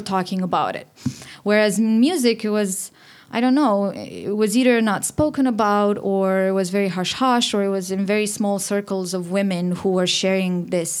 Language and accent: English; Romania; moved away; I'm from Romania and I'm the founder of She Said So.